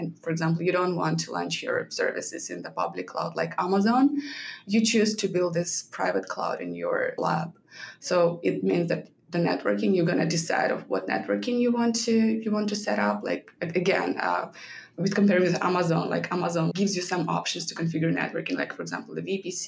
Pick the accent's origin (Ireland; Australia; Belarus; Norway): Belarus; moved away as an adult; now in United States; I started working back in my home country, Belarus, right after college